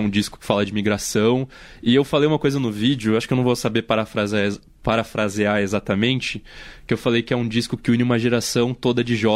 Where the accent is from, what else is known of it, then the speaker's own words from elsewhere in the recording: São Paulo, Brazil; Eu não sou um jovem interiorano, porque eu nasci em São Paulo